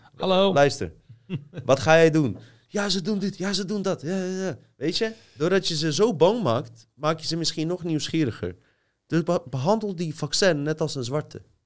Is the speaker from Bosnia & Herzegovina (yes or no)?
yes; Bosnia & Herzegovina; now in Netherlands; stad waar ik vandaan kom staat bekend, zelfs in Bosnië